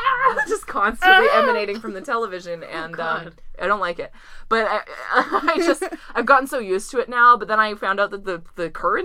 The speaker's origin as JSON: {"language": "English", "region": "Pacific Northwest", "country": "United States", "tie": "born or raised there", "said": "I always sound like I'm from the Midwest, but I've lived on the Pacific Northwest the whole time."}